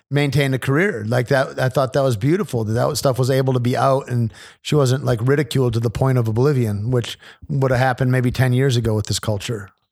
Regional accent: United States; as an American

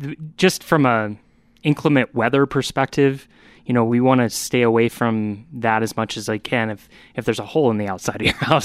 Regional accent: Midwest, United States; moved away; I come from the Midwest

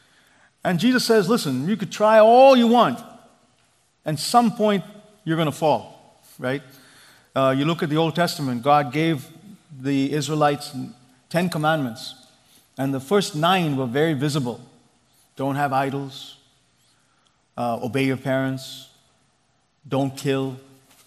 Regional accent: India; now in Silicon Valley, United States; I grew up in India

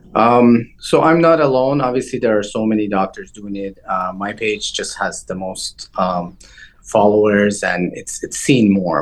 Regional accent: Toronto, Ontario, Canada; also born or lived in Iran; I grew up outside of Iran. I moved when I was uh, 12 years of age. I grew up in Toronto, Canada.

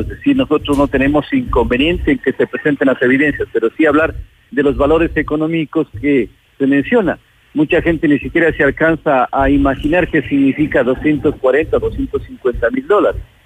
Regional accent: Ecuador; como ecuatorianos

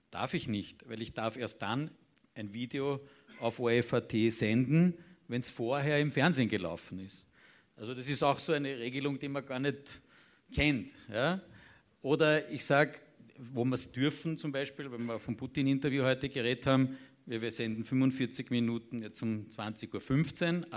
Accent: Austria; Und das wiederum nicht nur äh, als Österreicher oder als ORF, sondern in europäischen Verbünden.

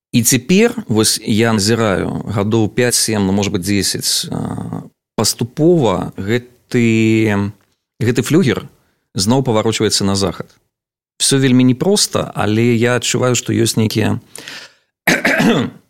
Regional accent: Navapolatsk, Vitebsk Region, Belarus; з наваполоска, адкуль я родам

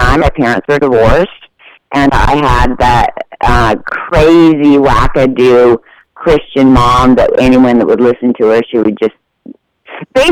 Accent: Washington, United States; moved away; I'm originally from Washington State

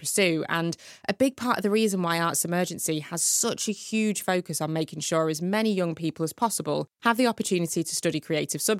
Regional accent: Manchester, North West England, United Kingdom; my hometown, Manchester

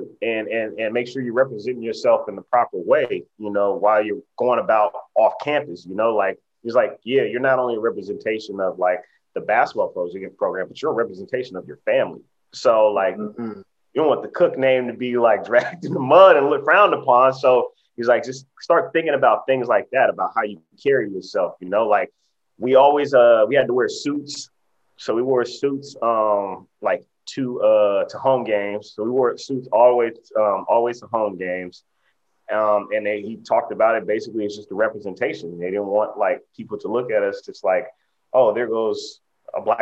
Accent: West Coast, United States; moved away as an adult; we're both from the West Coast going to the East Coast

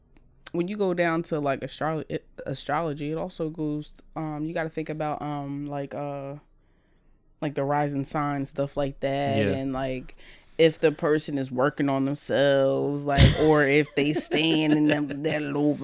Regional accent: Bristol, Pennsylvania, United States; also born or lived in Bensalem, Pennsylvania; I'm from Bristol, Pennsylvania. I mean, you could say Ben Salem. I started in Ben Salem first.

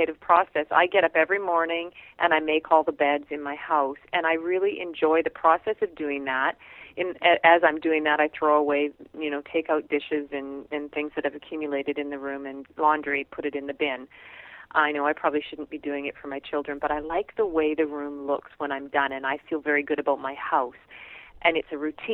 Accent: Canada; we're Canadian

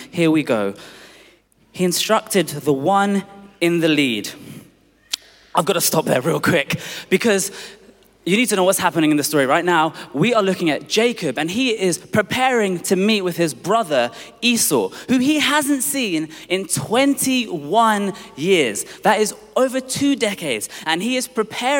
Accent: London, United Kingdom; I was born in Tooting in Southwest London

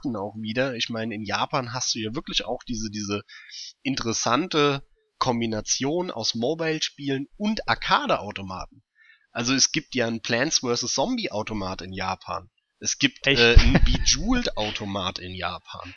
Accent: Germany; hier bei uns in Deutschland

